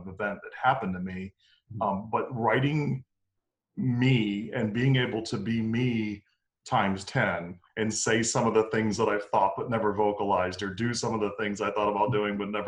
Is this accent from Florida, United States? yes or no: yes; Tampa, Florida, United States; I'm actually born and raised here in Tampa, Florida